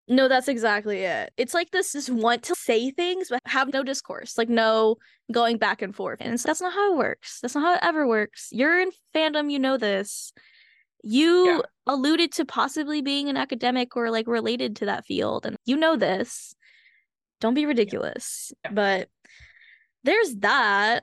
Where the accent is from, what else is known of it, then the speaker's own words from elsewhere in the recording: United States; I am Asian American. I am Hmong American specifically